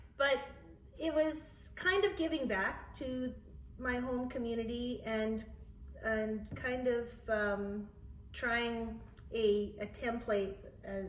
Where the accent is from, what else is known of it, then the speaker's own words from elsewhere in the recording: Plenty, Saskatchewan, Canada; Plenty is my hometown